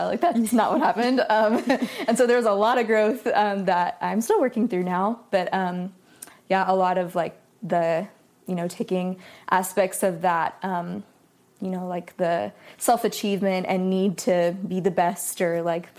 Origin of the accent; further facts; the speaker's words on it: Sacramento, California, United States; I grew up in Sacramento, California